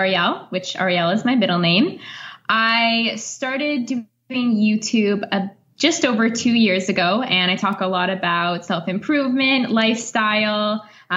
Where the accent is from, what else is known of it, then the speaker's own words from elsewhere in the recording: Canada; moved away as an adult; now in Italy; I do have basic French being Canadian. It's our second language